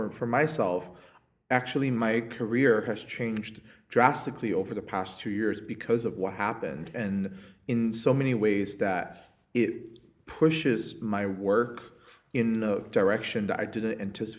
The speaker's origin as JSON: {"language": "English", "country": "China", "moved": "yes", "lives_now": "New York City, United States", "said": "I am from China"}